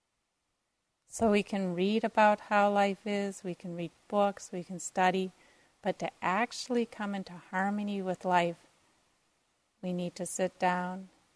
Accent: Minneapolis, Minnesota, United States; I grew up in Minneapolis, so north of Minneapolis

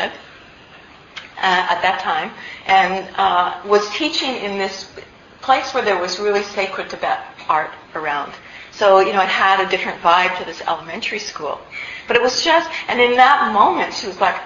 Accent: Canada; I'm actually Canadian

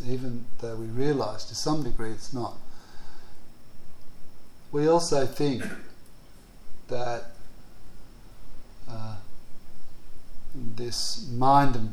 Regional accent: Australia; I come from Australia

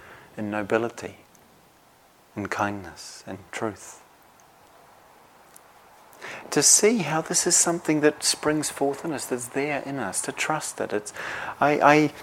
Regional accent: New Zealand; moved away as an adult; now in Devon, United Kingdom; I was from New Zealand

